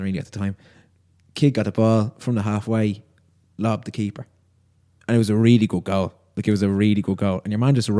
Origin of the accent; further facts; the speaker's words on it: Kildare, Leinster, Ireland; I'm from Kildare